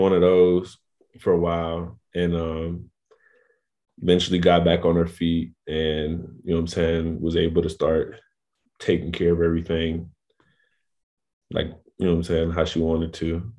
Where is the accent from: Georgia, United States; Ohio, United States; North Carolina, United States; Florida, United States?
North Carolina, United States; Raleigh-Durham area; also born or lived in New Orleans, Louisiana; me and my family relocated to North Carolina, um, like the Raleigh, Durham area